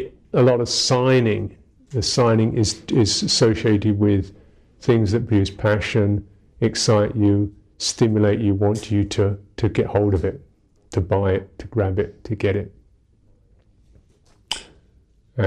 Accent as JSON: {"language": "English", "region": "London", "country": "United Kingdom", "tie": "born or raised there", "said": "I'm English, I am 48, I was born in London"}